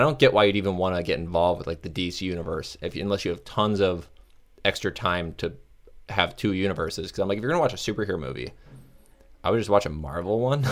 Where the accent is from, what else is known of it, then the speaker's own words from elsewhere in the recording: Florida, United States; also born or lived in north of Chicago; now in Chicago area, United States; I'm from Florida